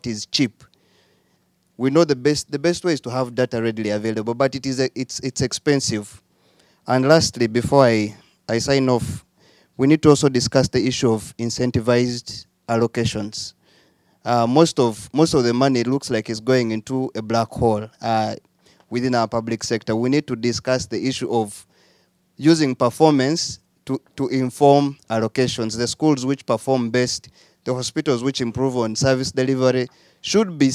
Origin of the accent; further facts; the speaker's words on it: Uganda; I am from Uganda, and I work in the education sector